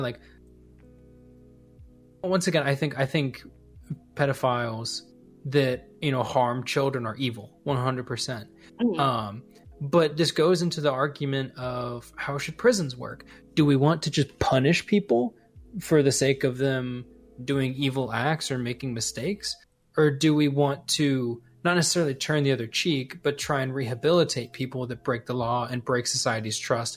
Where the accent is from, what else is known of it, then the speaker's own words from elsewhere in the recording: United States; as an American